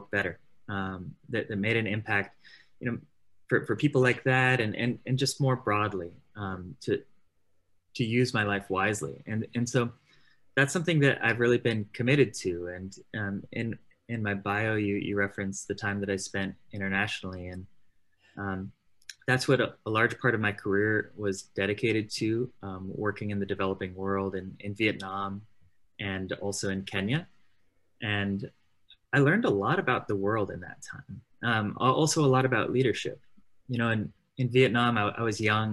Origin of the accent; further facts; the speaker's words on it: Southern California, United States; I grew up in Southern California